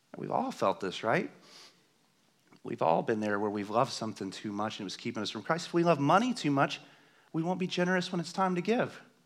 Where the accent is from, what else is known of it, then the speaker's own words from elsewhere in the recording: the South, United States; I'm from the South